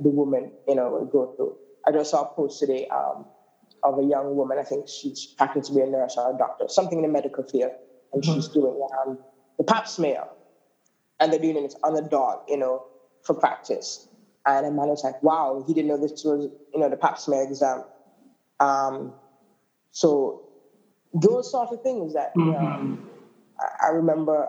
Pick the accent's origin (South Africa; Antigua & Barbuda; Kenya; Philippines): Antigua & Barbuda; Grays Farm, Saint John; I'm from the Grace Green community. I was born and raised on Grace Farm for most of my life until my 20s